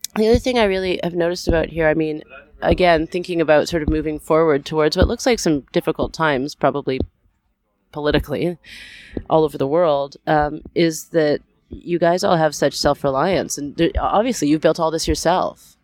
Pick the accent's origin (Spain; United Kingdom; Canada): Canada; we're from Canada